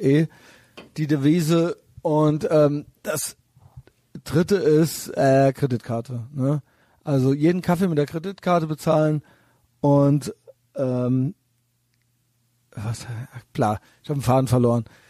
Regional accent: Germany; aus Deutschland

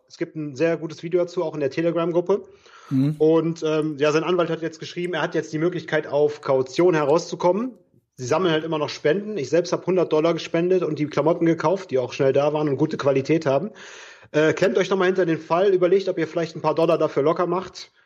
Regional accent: Bergisches Land, North Rhine-Westphalia, Germany; moved away as an adult; now in Cologne, Germany; meine Heimat, das Bergische Land

